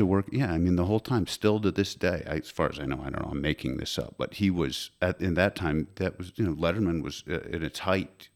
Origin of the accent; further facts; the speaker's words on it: Connecticut, United States; also born or lived in New York; I'm from Connecticut